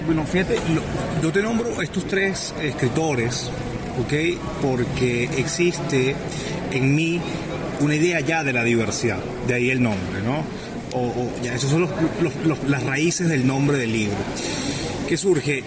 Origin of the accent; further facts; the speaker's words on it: Venezuela; este bagaje que uno ha tenido siendo venezolano